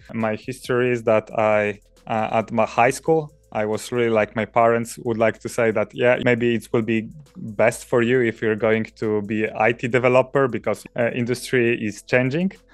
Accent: Poland; moved away as an adult; now in Norway; originally, I'm coming from Poland, where I finished my bachelor studies, and to write my master thesis, I moved to Norway.

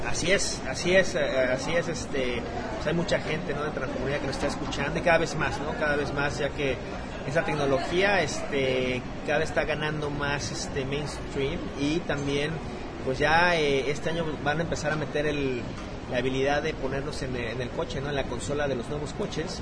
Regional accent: Mexico City, Mexico; moved away as an adult; now in United States; De la Ciudad de México, ahí crecí, y nací, en la Ciudad de México.

